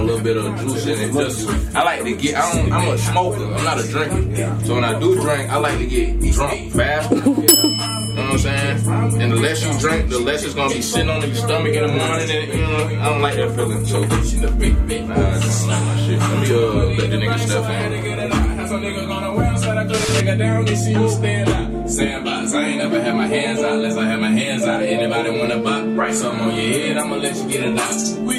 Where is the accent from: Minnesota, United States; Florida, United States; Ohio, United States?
Florida, United States; Orlando; I'm from the west side of Orlando, West Orlando. That shit was cool. You know what I'm saying? I'm from Balboa Drive.